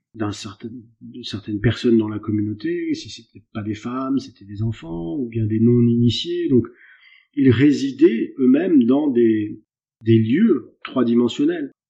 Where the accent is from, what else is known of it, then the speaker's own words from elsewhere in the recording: France; also born or lived in Brittany; je suis français de quarante-quatre ans, en Bretagne